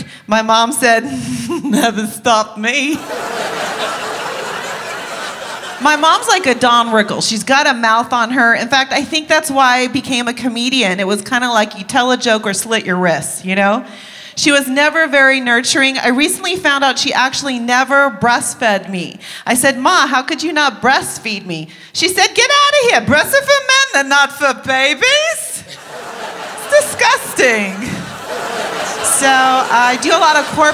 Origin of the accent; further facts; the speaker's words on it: Washington, District of Columbia, United States; I was born in Washington, D.C.